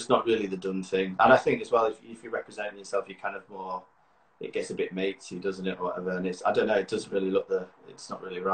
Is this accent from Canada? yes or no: no; Yorkshire and the Humber, United Kingdom; moved away as an adult; also born or lived in Leeds / York; now in London, United Kingdom; I'm a Yorkshire boy, Leeds guy, York guy.